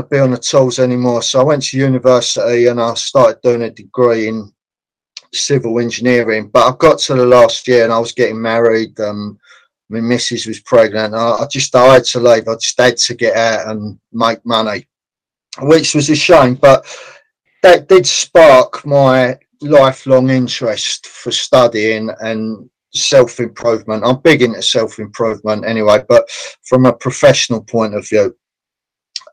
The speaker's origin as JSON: {"language": "English", "region": "London", "country": "United Kingdom", "tie": "born or raised there", "said": "I was born in Islington, North London"}